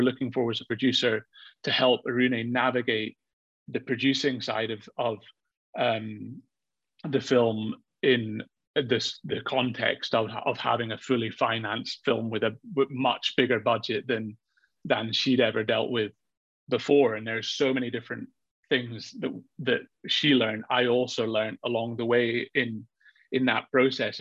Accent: Edinburgh, Scotland, United Kingdom; I'm from Edinburgh

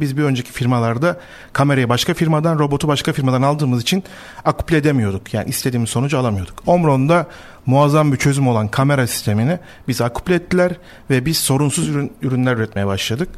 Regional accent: Black Sea Region, Turkey; biz şimdi Karadenizliyiz.

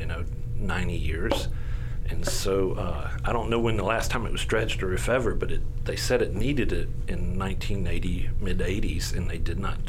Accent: Shreveport, Louisiana, United States; I was integrated from South Highlands to Cresswell over one summer. And I was in sixth grade

